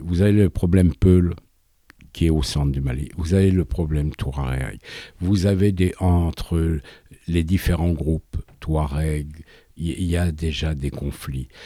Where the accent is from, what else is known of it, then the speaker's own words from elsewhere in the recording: France; je suis français